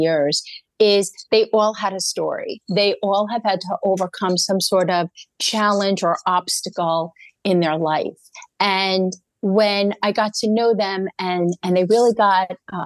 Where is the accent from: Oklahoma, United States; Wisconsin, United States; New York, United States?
New York, United States; I'm a New Yorker